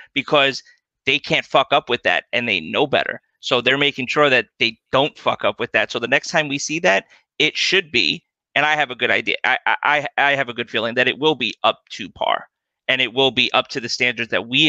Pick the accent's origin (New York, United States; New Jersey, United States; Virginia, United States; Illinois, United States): New York, United States; I'm from New York